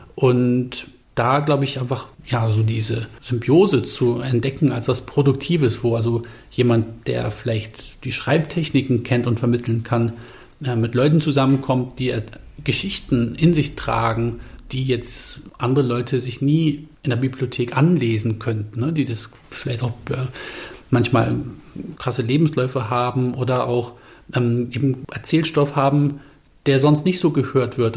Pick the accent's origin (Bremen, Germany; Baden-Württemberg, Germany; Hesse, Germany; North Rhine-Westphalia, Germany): Bremen, Germany; ich bin ja da in der Nähe vom Findorf-Markt aufgewachsen